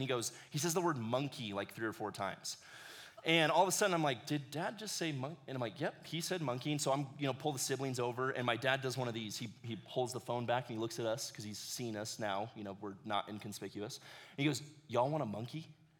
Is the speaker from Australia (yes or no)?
no; Ecuador; now in United States; But I loved growing up in Ecuador. It gave me this perspective of the world that I'm really thankful for. I spent 11 years of my life down in ministry with my parents.